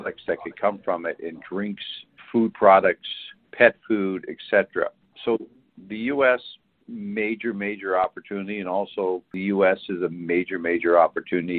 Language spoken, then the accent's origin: English; Canada; I'm Canadian, grew up there